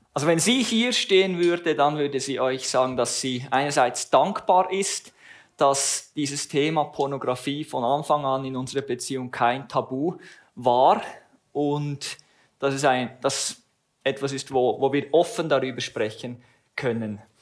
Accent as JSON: {"language": "German", "town": "Langenthal", "region": "Bern", "country": "Switzerland", "tie": "born or raised there", "said": "ich wurde in Langenthal geboren und habe dort auch den größten Teil meiner Teenager- und jungen Erwachsenenjahre verbracht"}